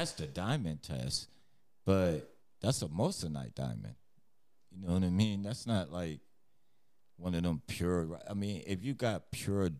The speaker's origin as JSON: {"language": "English", "region": "New York", "country": "United States", "tie": "born or raised there", "said": "I remember growing up, because I'm from New York."}